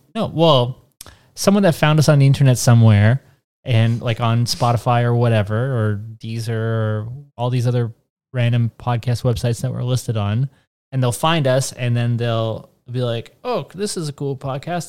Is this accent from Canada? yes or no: yes; Canada; I'm Canadian